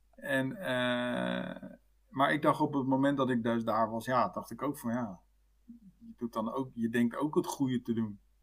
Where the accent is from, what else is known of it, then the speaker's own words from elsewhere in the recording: Netherlands; wij als Nederlander